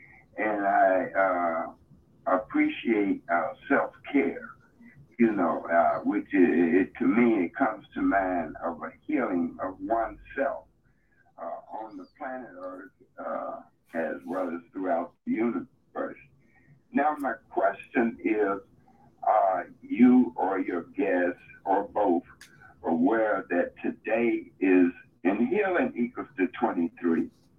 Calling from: Chicago, Illinois, United States; Chicago, Illinois.

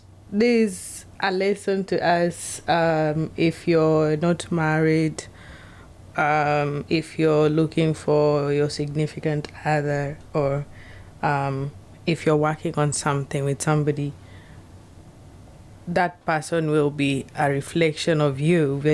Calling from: Seattle, Washington, United States; This is …. I'm speaking from Seattle, Washington.

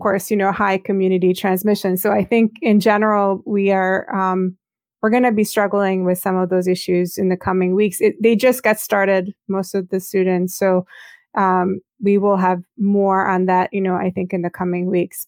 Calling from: Baltimore, Maryland, United States; I'm calling from Baltimore, Maryland, on the east coast of the U S

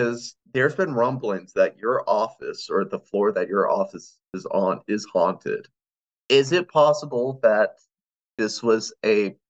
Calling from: Burnsville, North Carolina, United States; I am in the mountains in Burnsville, North Carolina, right now. You ask me in a couple days, who knows where we'll be.

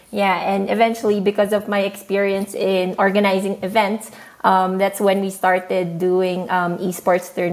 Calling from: Shanghai, China; So I'm speaking from Shanghai. Right now is 9 p.m. for me.

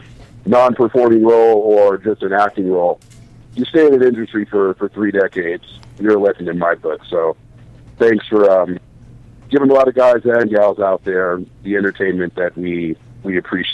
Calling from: Los Angeles, California, United States; calling from Canoga Park.

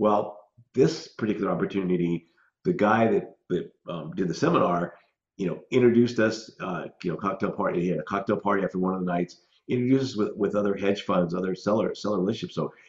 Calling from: Scottsdale, Arizona, United States; Scottsdale, Phoenix, Arizona.

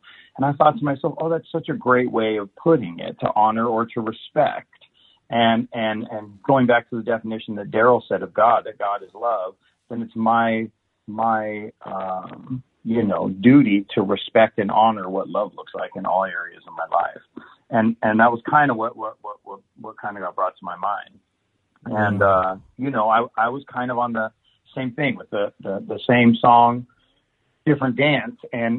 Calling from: Vincent, Indiana, United States; Today I'm calling in from Vincent, Indiana. Cornfield.

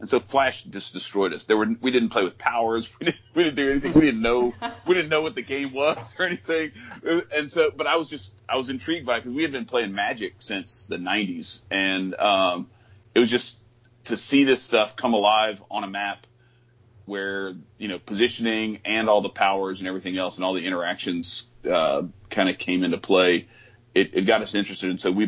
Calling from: Baton Rouge, Louisiana, United States; I'm in Baton Rouge, Louisiana

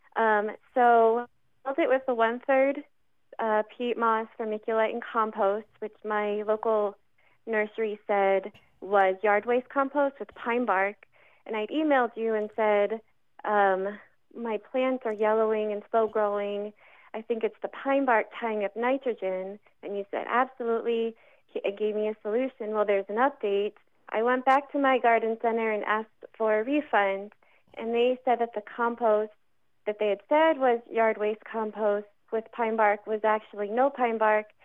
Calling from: Montoursville, Pennsylvania, United States; I'm calling from Montoursville, Pennsylvania, outside Williamsport.

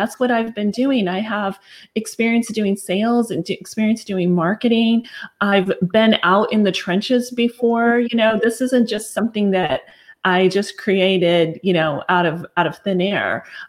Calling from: McKinney, Texas, United States; I'm calling in from McKinney, Texas, which is just north of the Dallas-Fort Worth area.

